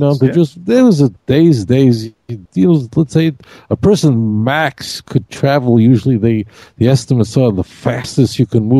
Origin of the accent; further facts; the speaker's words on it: New York City, New York, United States; when I grew up in Brooklyn